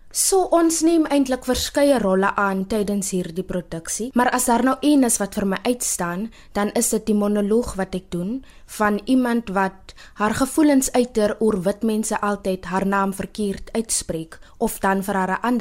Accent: Steinkopf, Northern Cape, South Africa; moved away as an adult; now in Stellenbosch, South Africa; Ek is 'n trotse Namakwalander alipad van Steenkof.

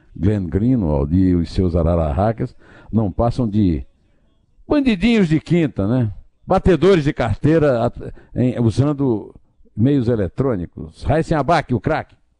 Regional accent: Campina Grande, Paraíba, Brazil; moved away; na minha adolescência, no Colégio Estadual de Campina Grande

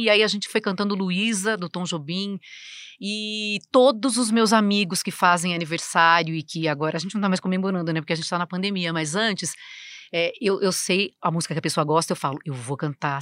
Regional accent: Americana, São Paulo, Brazil; moved away as an adult; now in São Paulo, Brazil; eu nasci no interior, né, em Americana, numa cidade que 120 mil habitantes

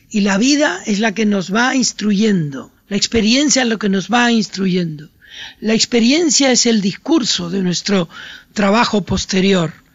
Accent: Puerto de la Cruz, Canary Islands, Spain; mi infancia, una infancia de un lugar que se parecía por otra parte a su territorio, a Argelia, mi pueblo en un barranco de, de Tenerife

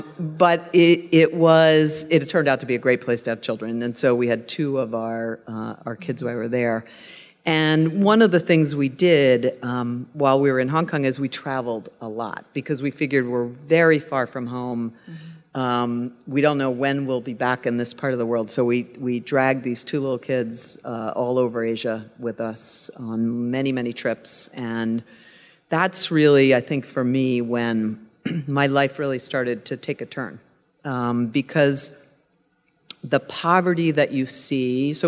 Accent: Pittsburgh, Pennsylvania, United States; growing up in Pittsburgh

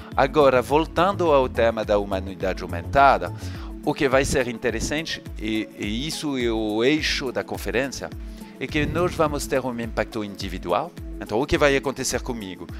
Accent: France; accent: French; Portuguese is a second language; moved away as an adult; now in Rio de Janeiro, Brazil; eu sou francês, vocês vão perceber com o meu sotaque, mas eu me mudei para cá há um pouco mais de quatro anos.

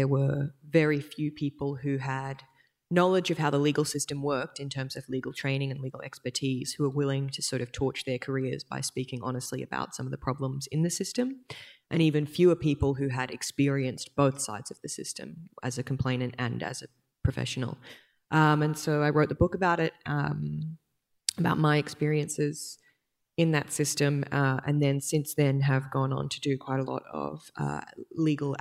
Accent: Brisbane, Queensland, Australia; now in Sydney, Australia; I was born and raised on Yagara and Turrbal land in Brisbane, and I now am delighted to live in Sydney

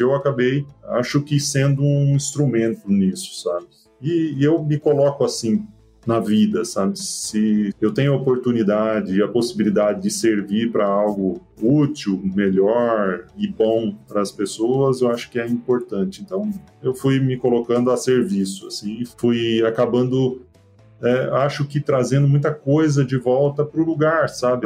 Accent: Mato Grosso, Brazil; also born or lived in Getúlio Vargas, Rio Grande do Sul / Passo Fundo, Rio Grande do Sul; eu nasci, veja só, no Rio Grande do Sul apesar de ter crescido no Mato Grosso

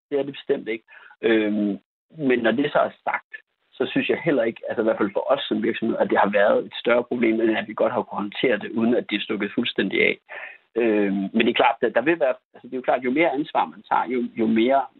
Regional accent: Denmark

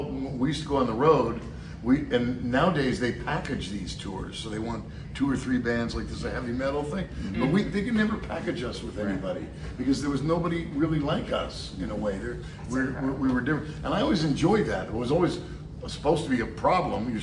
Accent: San Francisco, California, United States; we're from San Francisco.

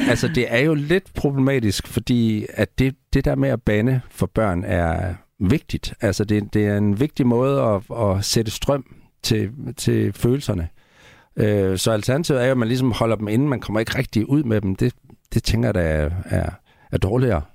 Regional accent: Central Jutland, Central Denmark Region, Denmark; i Midtjylland, hvor jeg voksede op, der var det et helt normalt ord

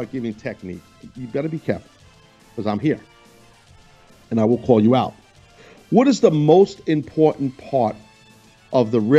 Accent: Tuscaloosa, Alabama, United States; I grew up in Tuscaloosa.

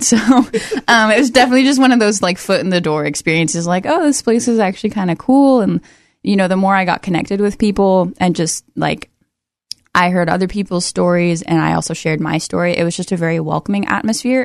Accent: Everett, Washington, United States; now in Oregon, United States; I grew up in Everett, Washington, just north of Seattle

